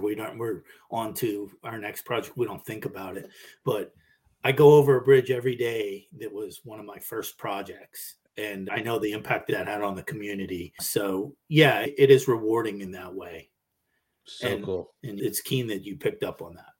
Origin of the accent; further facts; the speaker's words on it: Pittsburgh, Pennsylvania, United States; I grew up in Pittsburgh